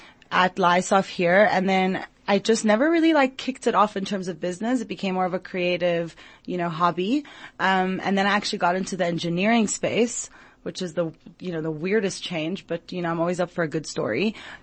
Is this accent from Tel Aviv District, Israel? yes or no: no; Jerusalem, Jerusalem District, Israel; also born or lived in Long Island; now in South Africa; So I was born in Long Island, New York, grew up in Jerusalem, Israel, and then ended up in South Africa, actually through study.